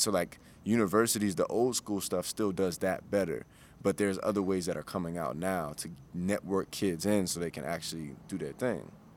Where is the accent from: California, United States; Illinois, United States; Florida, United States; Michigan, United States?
Illinois, United States; Chicago; I'm from the south side of Chicago.